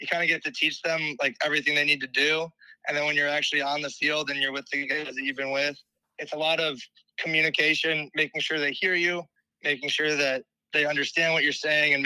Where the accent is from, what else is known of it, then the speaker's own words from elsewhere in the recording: Illinois, United States; moved away as an adult; now in Ames, United States; I'm originally from Illinois